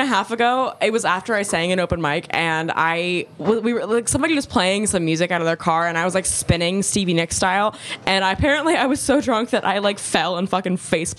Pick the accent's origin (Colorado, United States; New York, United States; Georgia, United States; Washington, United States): Georgia, United States; I was born in Georgia.